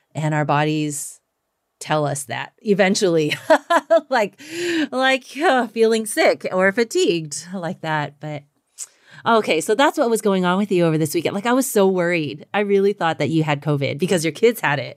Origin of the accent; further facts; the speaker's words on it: the South, United States; I'm Chinese American, you know, but also I grew up in the South